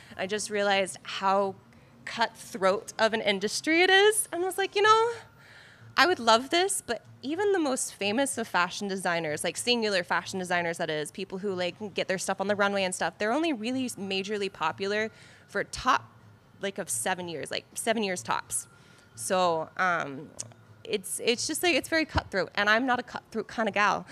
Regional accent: Carrollton, Georgia, United States; I'm actually from Carrollton, Georgia

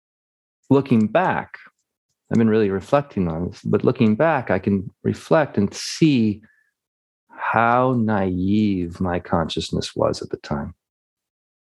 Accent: United States; I'm from the States

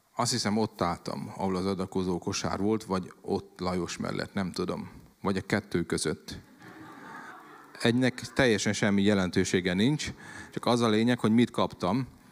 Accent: Szabolcs-Szatmár-Bereg, Hungary; ugye Szabolcsi vagyok, és 47 leszek, hogy ugye úgy nőttem fel

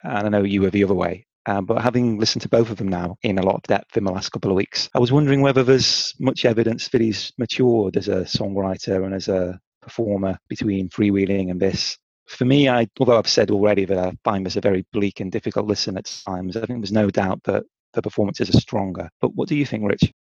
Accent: North Staffordshire, West Midlands, United Kingdom; my hometown, which is in North Staffordshire

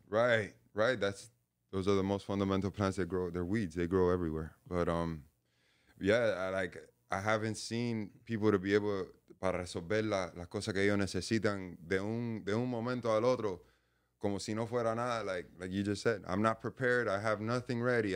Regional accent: Hialeah, Florida, United States; I was born in, uh, Hialeah, Florida

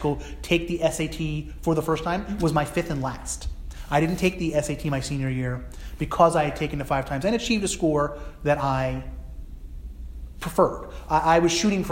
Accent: New Jersey, United States; now in New England, United States; I grew up in New Jersey, similar to New England where I live now

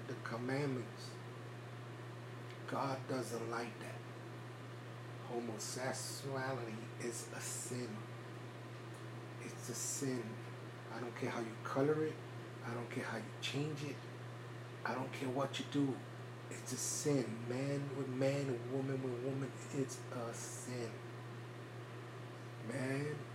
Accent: New York City, New York, United States; I was raised in New York City, and everybody in New York City and the Northeast went to Catholic church

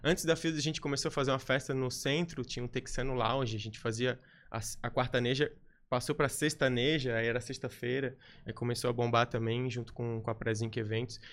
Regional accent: Florianópolis, Santa Catarina, Brazil; accent: manezinho; sou, sou de Floripa mesmo, sou manezinho da ilha

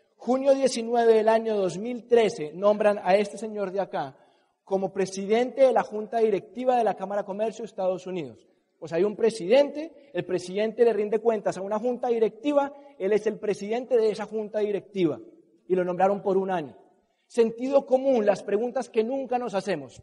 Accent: Colombia; los colombianos, de donde yo soy

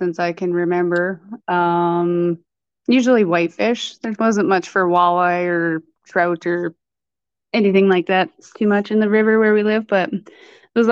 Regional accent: Hinton, Alberta, Canada; I was born in Hinton and I've pretty much been on my family farm ever since

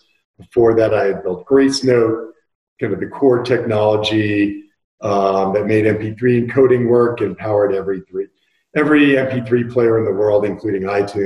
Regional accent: Bay Area, California, United States; also born or lived in Taos, New Mexico; we have forest fires in the Bay Area in my hometown right now.

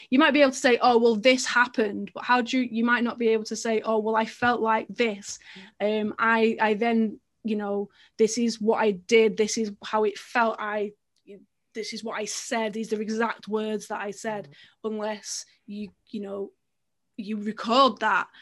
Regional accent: England, United Kingdom; as an English swimmer

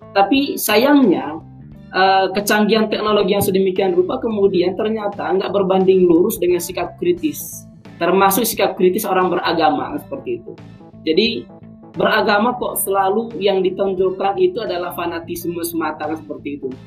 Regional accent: South Tapanuli, North Sumatra, Indonesia; now in Yogyakarta, Indonesia; saya dari Sumatera Utara, uh, eh, Tapanuli Selatan.

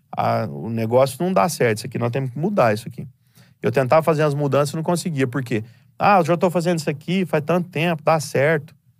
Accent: Franca, São Paulo, Brazil; Nós moramos em Franca, somos nascidos em Franca, do interior de São Paulo.

